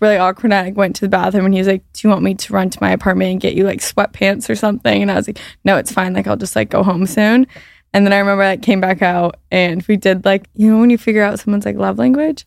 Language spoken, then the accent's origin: English; Orange County, California, United States; moved away as an adult; also born or lived in San Francisco / Boulder; grew up in Orange County